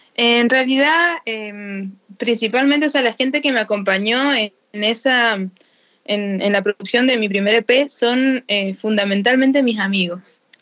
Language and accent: Spanish; Jáchal, San Juan, Argentina; soy sanjuanina, pero soy de Hachal, porque Hachal está como a, 170 kilómetros de la capital de San Juan